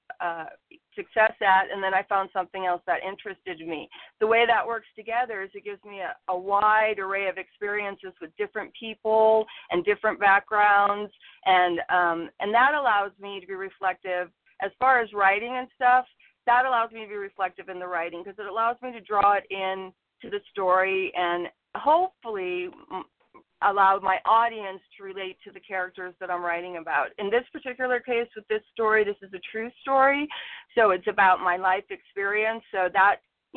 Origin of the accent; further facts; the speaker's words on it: San Jose, California, United States; also born or lived in Chicago, Illinois; I was born in Chicago, and we lived there till I was in about the fourth grade. So we moved to California. We moved around quite a bit in 1 year of our life, and then we finally settled in San Jose, and I've been in California ever since